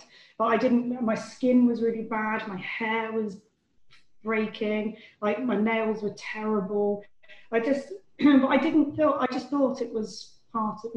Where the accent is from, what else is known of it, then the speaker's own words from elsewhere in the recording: Devon, South West England, United Kingdom; I grew up in Devon